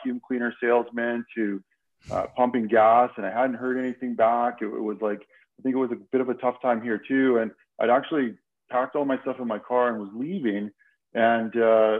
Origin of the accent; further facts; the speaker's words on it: Saskatchewan, Canada; moved away as an adult; now in Calgary, Canada; I grew up in a small town in Saskatchewan, and in 93, when I graduated